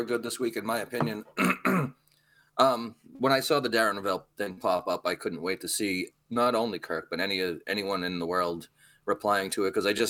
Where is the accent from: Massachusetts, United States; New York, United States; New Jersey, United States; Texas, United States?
Massachusetts, United States; Lawrence; I grew up in Lawrence, going to Lawrence public schools